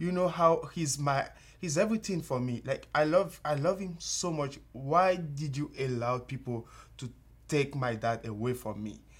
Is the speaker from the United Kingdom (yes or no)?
no; Benin; moved away as an adult; also born or lived in Togo; now in United States; I'm from Benin. It's, uh, a tiny country, uh, located in West Africa. It's close to Nigeria 'cause my, my country is really small. So, yeah, uh, I grew up there